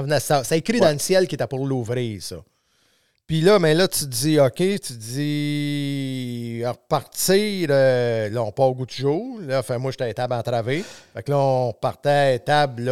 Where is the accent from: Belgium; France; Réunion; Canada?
Canada; Saint-Nazaire-d'Acton, Quebec; j'ai grandi à Saint-Nazaire, pas loin du village